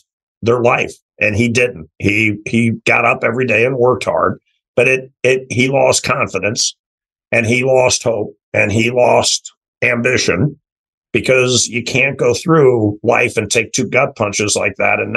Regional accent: St. Louis, Missouri, United States; moved away; also born or lived in Los Angeles / Toronto; I grew up in St. Louis, six brothers and sisters.

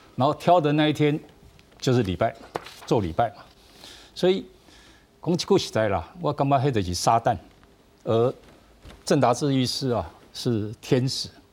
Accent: Taiwan; 我们台湾人

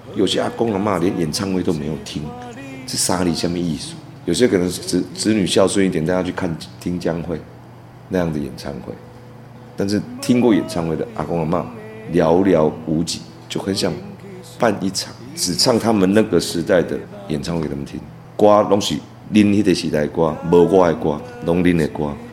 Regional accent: Taiwan; 我台湾人，我台湾人。

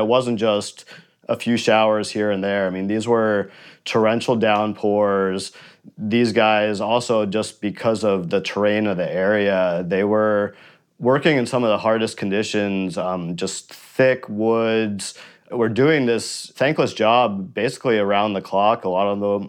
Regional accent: New York, United States; my hometown

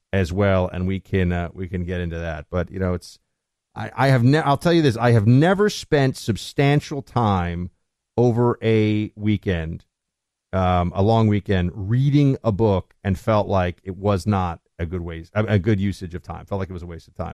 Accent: Northeast, United States; I'm from the Northeast

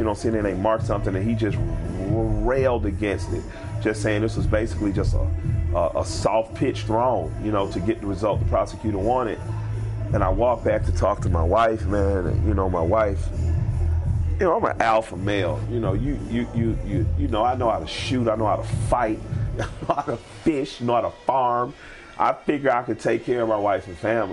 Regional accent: United States; As an American, born on American soil

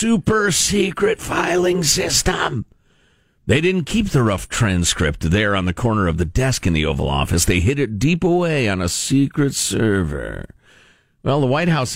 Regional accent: United States; As an American

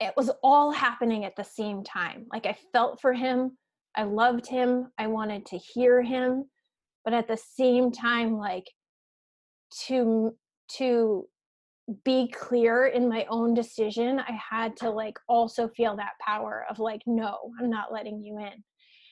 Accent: Western Massachusetts, United States; I grew up in Western Mass

